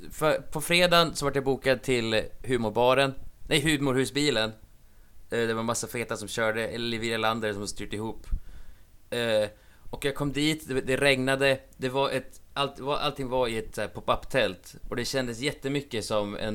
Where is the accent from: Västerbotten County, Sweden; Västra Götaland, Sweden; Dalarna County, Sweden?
Västerbotten County, Sweden; Umeå; jag, ah, ja, jag är från, U jag är från Umeå.